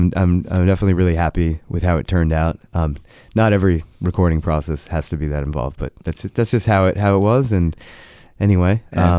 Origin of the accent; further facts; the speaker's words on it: Newton, Massachusetts, United States; now in Manchester, New Hampshire, United States; I grew up in Newton, Massachusetts.